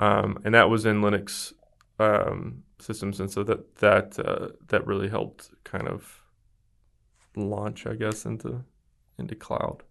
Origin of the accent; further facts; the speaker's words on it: West Memphis, Arkansas, United States; now in Dallas, United States; I am from a small town in rural Arkansas, right outside of Memphis, Tennessee